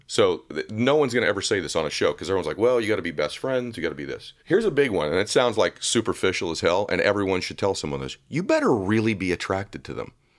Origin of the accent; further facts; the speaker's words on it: Diamond Bar, California, United States; also born or lived in Boston; So I grew up in Southern California, grew up in a town called Diamond Bar